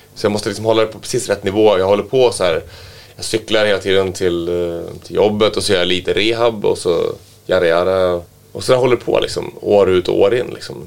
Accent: Västerås, Västmanland, Sweden; jag var från Västerås då, att, eh, och min farsa jobbar på A B B

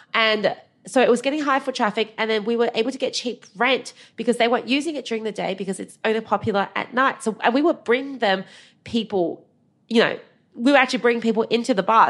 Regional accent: Australia; also born or lived in China; we immigrated from China when I was eight

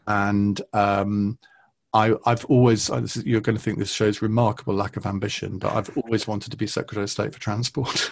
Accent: Saffron Walden, East of England, United Kingdom; Saffron Walden, which is where I grew up in Essex

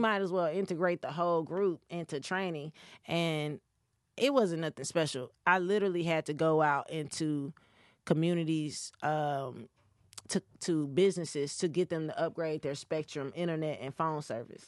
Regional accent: Gaffney, South Carolina, United States; moved away; also born or lived in Hampstead, North Carolina / Chapel Hill, North Carolina / Raleigh, North Carolina; I'm from Gaffney, South Carolina. A, okay. A really little town and I'm from Hampstead, North Carolina as well

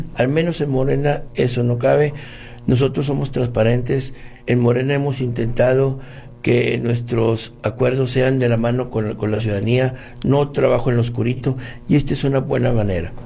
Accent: Apodaca, Nuevo León, Mexico; mi pueblo, es de, mi terruño este, donde tengo mucho tiempo trabajando ya por la gente

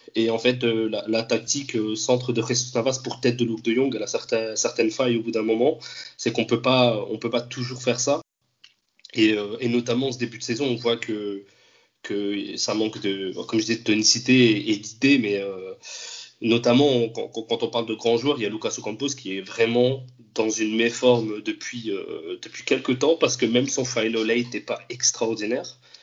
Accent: France; also born or lived in Andalusia; bien que j'ai grandi en France, donc moi n'ai pas grandi en Espagne

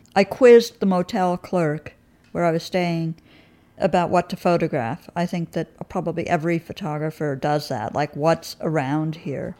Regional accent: New York, United States; also born or lived in England; as a true New Yorker

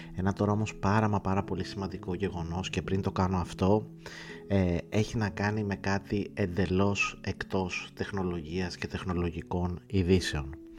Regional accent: Greece; ως Έλληνας

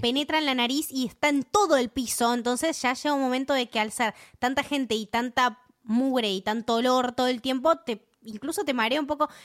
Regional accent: Argentina; soy Argentina

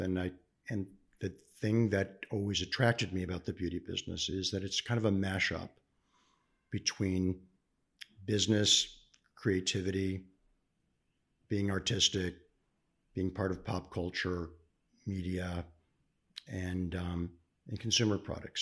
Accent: Cleveland, Ohio, United States; born and raised in Cleveland, Ohio

